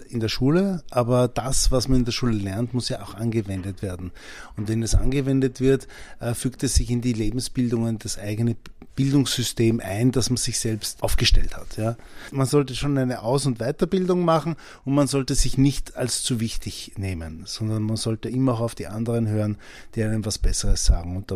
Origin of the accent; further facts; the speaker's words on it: Vienna, Austria; Ich bin mit meinen Eltern ja sehr oft übersiedelt. Ich bin ja in Mauer aufgewachsen.